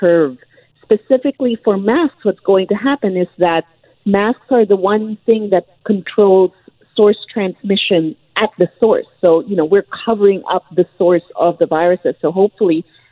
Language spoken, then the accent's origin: English; British Columbia, Canada; as British Columbians